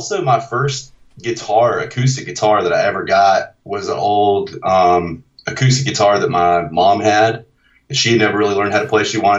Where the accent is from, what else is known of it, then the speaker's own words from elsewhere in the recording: the Bible Belt, the South, United States; I'm born and raised in the South in the Bible Belt, so I did have some like church experience when I was young